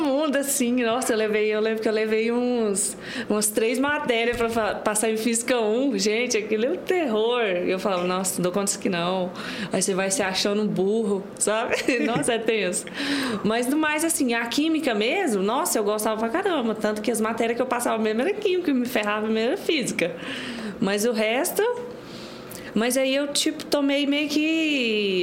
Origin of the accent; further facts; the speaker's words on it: Pontalina, Goiás, Brazil; also born or lived in Morrinhos, Goiás; now in Goiânia, Brazil; Eu nasci em Morrinhos, mas eu cresci em Pontalina